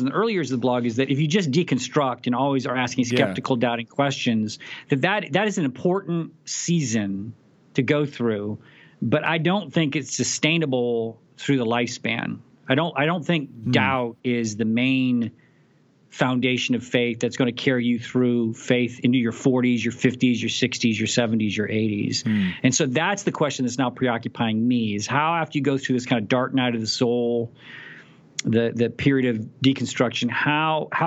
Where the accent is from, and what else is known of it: Abilene, Texas, United States; born or raised there